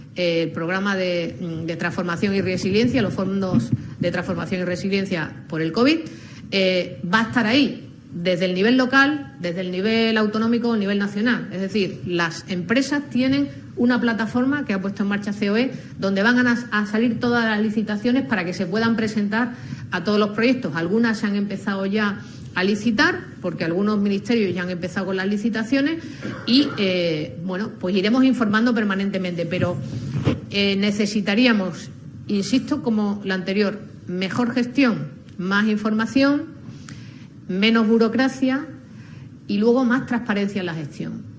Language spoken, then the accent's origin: Spanish; Andalusia, Spain; como andaluza